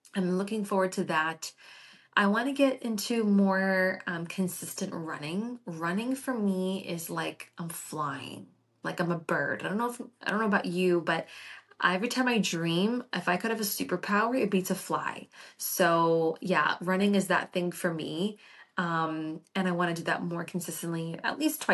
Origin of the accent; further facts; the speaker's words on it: Florida, United States; I was born and raised in Florida